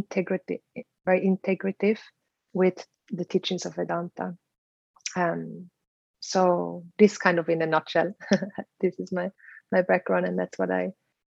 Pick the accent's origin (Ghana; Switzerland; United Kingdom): Switzerland; moved away as an adult; also born or lived in Philippines / South America / India; now in Bali, Indonesia; I learned growing up in Switzerland